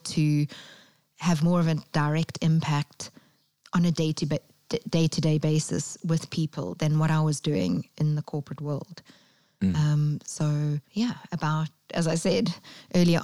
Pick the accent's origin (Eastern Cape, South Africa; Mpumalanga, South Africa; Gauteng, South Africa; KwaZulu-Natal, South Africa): KwaZulu-Natal, South Africa; Durban; moved away as an adult; also born or lived in London; I went back to my hometown of Durban